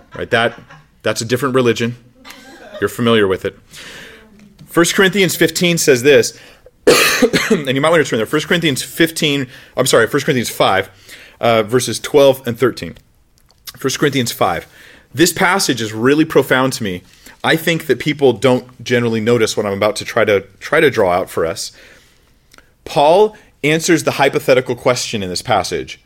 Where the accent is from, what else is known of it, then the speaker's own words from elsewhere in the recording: United States; My national identity is I'm, I'm American. I'm from the United States of America.